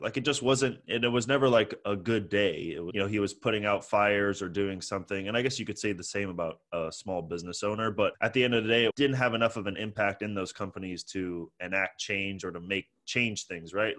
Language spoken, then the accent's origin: English; San Francisco, California, United States; also born or lived in Toronto, Canada; born in Toronto and grew up in San Francisco, I moved here when I was five